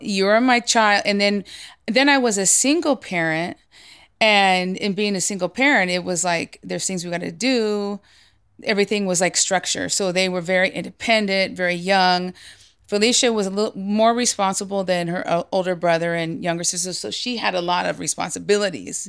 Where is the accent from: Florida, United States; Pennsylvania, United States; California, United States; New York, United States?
California, United States; San Jose; I was raised in the Bay Area